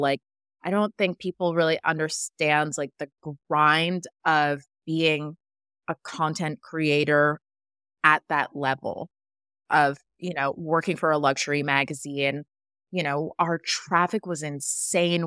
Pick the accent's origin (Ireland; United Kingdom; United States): United States; Westchester, New York; I grew up in Westchester and I'm an hour outside the city